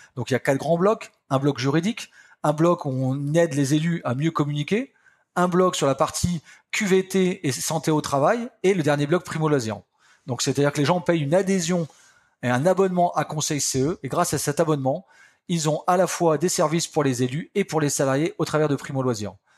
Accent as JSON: {"language": "French", "area": "Picardy", "region": "Hauts-de-France", "country": "France", "said": "je suis un campagnard, hein, je viens de la Picardie, un petit village de 2000 personnes."}